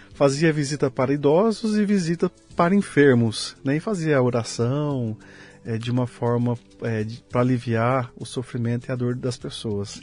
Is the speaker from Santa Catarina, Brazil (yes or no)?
no; Leme, São Paulo, Brazil; moved away as an adult; also born or lived in Uberlândia / Malta; Eu nasci aqui no interior de São Paulo. Eu que sou lugar? lemense, de Leme.